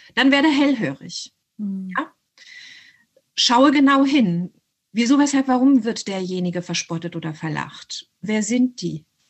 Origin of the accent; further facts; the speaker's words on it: Hanau, Hesse, Germany; also born or lived in unnamed country under a dictatorship (birthplace); wir sind in Hanau äh, angesiedelt bei meiner deutschen Großmutter